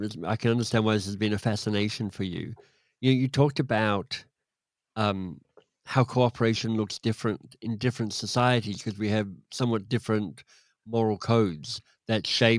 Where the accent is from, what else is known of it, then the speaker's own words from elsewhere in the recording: Australia; also born or lived in England / United States / Canada; well, I grew up in Australia and then in England and then in the US and then in Canada, so I'm thoroughly westernized in terms of how I think about stuff.